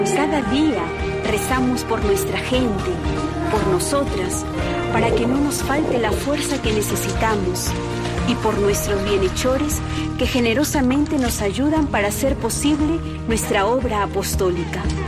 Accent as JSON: {"language": "Spanish", "country": "Peru", "said": "soy de Perú"}